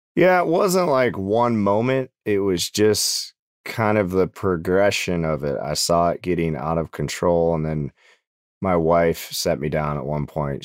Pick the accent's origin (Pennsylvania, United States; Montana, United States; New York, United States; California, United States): Montana, United States; Butte; moved away as an adult; now in Nashville, United States; my hometown called Butte, America